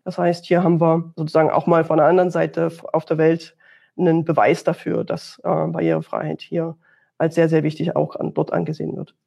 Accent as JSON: {"language": "German", "town": "Dresden", "region": "Saxony", "country": "Germany", "said": "Auch Sachsen, wo ich mich jetzt hier befinde, ich komme ja aus Dresden"}